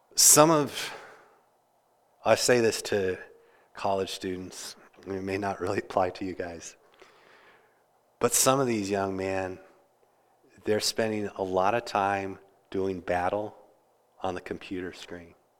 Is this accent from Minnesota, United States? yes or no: no; Kansas, United States; now in Interlaken, New York, United States; I grew up in Kansas